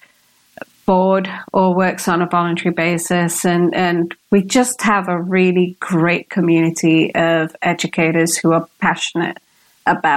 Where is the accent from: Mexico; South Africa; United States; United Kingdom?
United Kingdom; accent: British; You're going to expect the Indian accent because I am of Indian origin. And so when I come out with this British accent